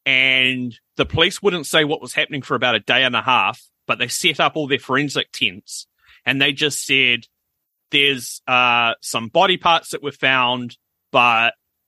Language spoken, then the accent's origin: English; New Zealand; we're from New Zealand